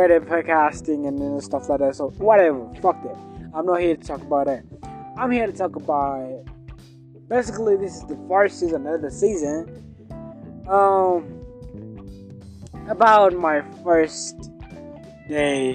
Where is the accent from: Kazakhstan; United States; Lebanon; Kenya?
Kenya; I'm from Africa. Kenya's in Africa. Kenya's in East Africa